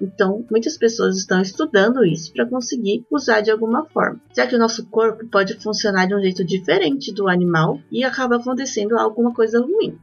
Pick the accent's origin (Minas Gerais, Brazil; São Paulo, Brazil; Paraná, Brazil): Minas Gerais, Brazil; Belo Horizonte; Eu nasci em BH, estado de Minas Gerais